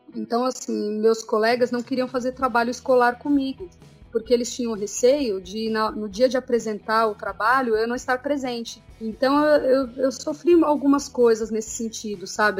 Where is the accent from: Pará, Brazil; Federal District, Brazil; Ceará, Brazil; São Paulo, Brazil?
São Paulo, Brazil; eu e Ricardo somos de São Paulo